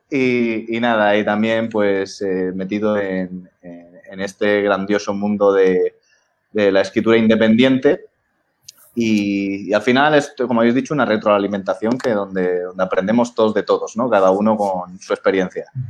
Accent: Valencian Community, Spain; now in Madrid, Spain; somos valencianos los tres, menos Luis

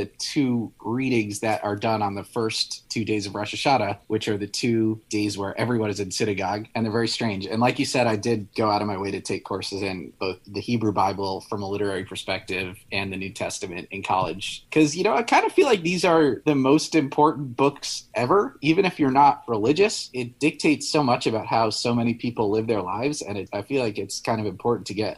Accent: New York, United States; I'm from New York

